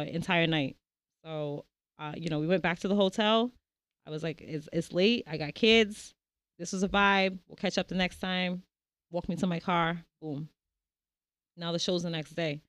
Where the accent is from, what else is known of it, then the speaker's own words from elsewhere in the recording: Providence, Rhode Island, United States; I'm from Prov. Okay. Born and raised